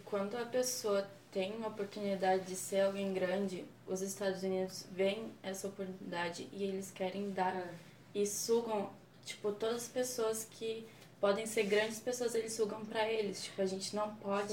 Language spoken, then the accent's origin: Portuguese; Brazil